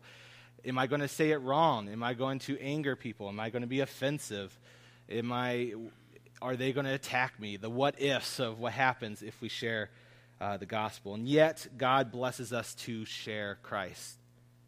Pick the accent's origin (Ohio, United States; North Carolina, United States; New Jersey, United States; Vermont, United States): Ohio, United States; Columbus; I grew up in Columbus